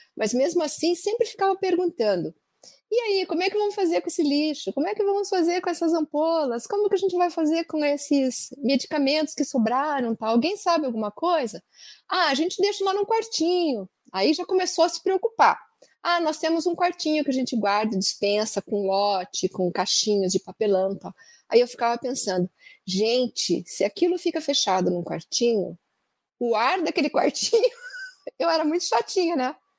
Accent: Andirá, Paraná, Brazil; now in Curitiba, Brazil; eu sou natural da cidade de Andirá, bem na divisa com São Paulo. E eu nasci e fui criada até os 13 anos lá

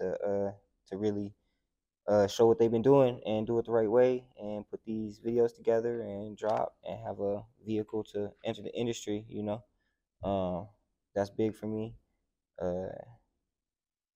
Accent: southern Wisconsin, United States; moved away as an adult; also born or lived in St. Petersburg, Florida; now in California, United States; I was born in St. Petersburg, Florida. And then I was raised in southern Wisconsin, like right above Illinois

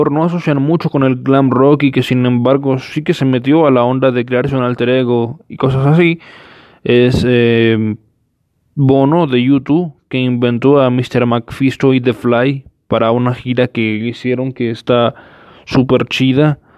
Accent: Mexico; Eh, ustedes disculparán, soy mexicano.

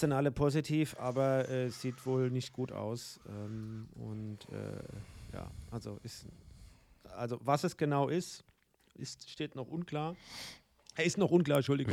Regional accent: Guntersblum, Rhineland-Palatinate, Germany; meine Heimat

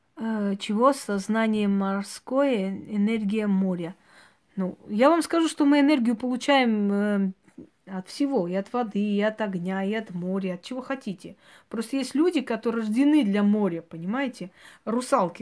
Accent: Georgia; moved away; Вот у нас, например, на, родине, где я родилась, в Грузии, наше село прям рядом со спящим вулканом

